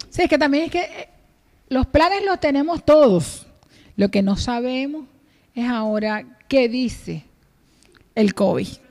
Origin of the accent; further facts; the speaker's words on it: Venezuela; moved away as an adult; now in Las Palmas, Spain; yo soy venezolana de pura cepa